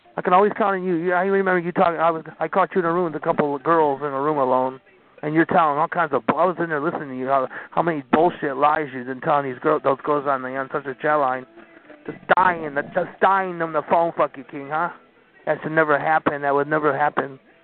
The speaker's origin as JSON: {"language": "English", "town": "Tampa", "region": "Florida", "country": "United States", "said": "Beautiful Tampa, Florida"}